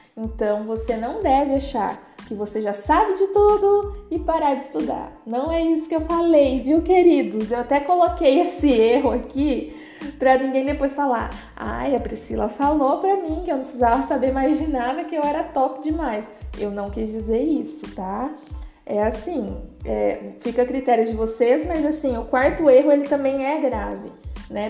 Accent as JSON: {"language": "Portuguese", "region": "Paraná", "country": "Brazil", "said": "eu sou do Paraná"}